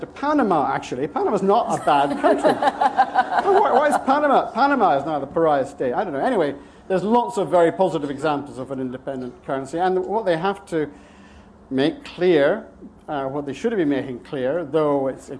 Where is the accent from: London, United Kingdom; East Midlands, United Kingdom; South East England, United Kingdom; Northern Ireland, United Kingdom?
London, United Kingdom; I was born in London, in England